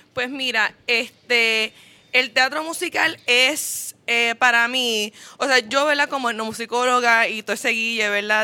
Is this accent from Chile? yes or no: no; Puerto Rico; nosotros como puertorriqueños